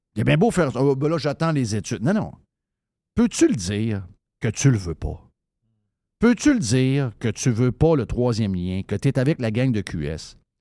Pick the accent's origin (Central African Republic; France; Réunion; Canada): Canada; Quebec City, Quebec; je suis de Québec